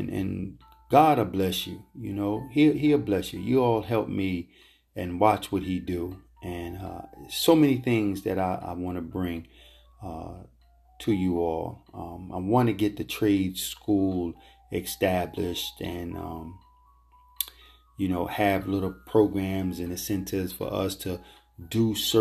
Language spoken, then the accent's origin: English; United States; we facing here as black American, black men and women in this country